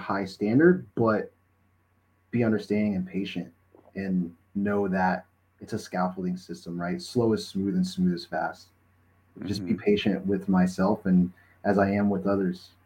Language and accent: English; Melbourne, Florida, United States; now in College Station, United States; I'm a Florida kid growing up in Melbourne